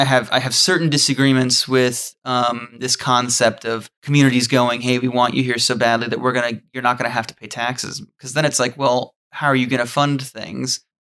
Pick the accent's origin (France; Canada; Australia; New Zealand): New Zealand; I'm a Kiwi